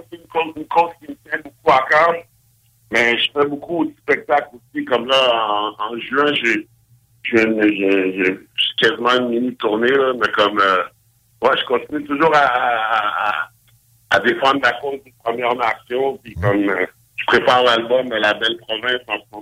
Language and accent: French; Montreal, Quebec, Canada; je me rappelle quand j'étais jeune à Montréal, j'étais plus au courant